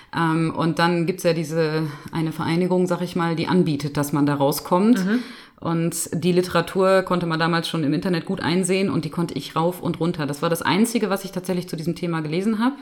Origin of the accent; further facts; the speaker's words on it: Bielefeld, North Rhine-Westphalia, Germany; moved away as an adult; now in Lippstadt, Germany; Ich komme ursprünglich gebürtig aus Bielefeld, aus Bethel, das sagt vielleicht manchen Leuten was, bin also in einem diakonischen Umfeld aufgewachsen